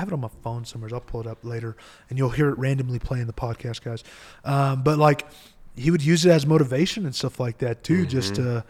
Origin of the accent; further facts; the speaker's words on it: Eloy, Arizona, United States; I come from Eloy, Arizona, right? And so we get literally the newspapers listed us as the second worst city to live at in Arizona.